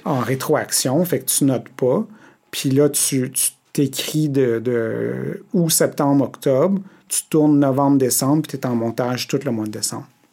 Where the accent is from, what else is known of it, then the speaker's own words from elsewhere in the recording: Montreal, Quebec, Canada; je suis un des rares qui vient de Montréal, Montréal. J'ai grandi au centre-ville.